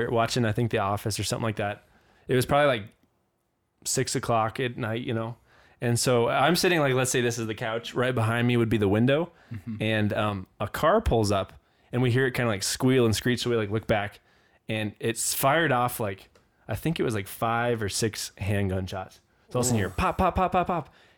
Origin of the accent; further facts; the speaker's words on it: Bozeman, Montana, United States; moved away as an adult; now in Chicago, United States; we're from Bozeman